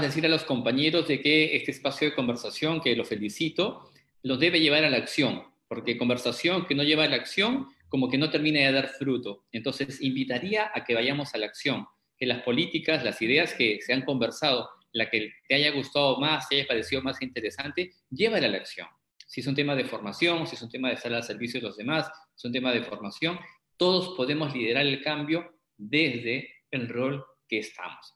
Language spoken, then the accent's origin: Spanish; Arequipa, Peru; está mi tierra Arequipa, saludos a mi tierra Arequipa